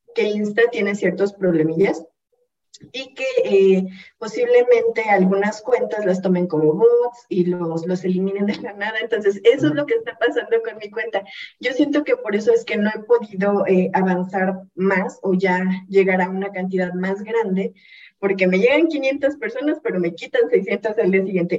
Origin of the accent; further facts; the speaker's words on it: Hidalgo, Mexico; yo soy del estado de Hidalgo